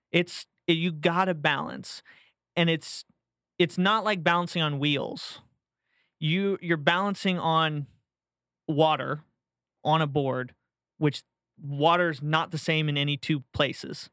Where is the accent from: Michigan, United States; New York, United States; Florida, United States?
Florida, United States; St. Petersburg; moved away; also born or lived in Tampa, Florida / Jacksonville, Florida; I was born and raised in Saint Pete